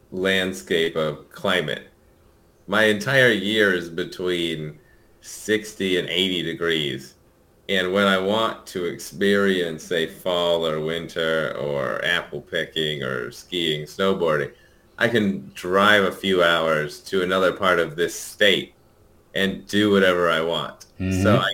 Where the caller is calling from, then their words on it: Santa Monica, California, United States; So I'm calling in from my home in Santa Monica, California.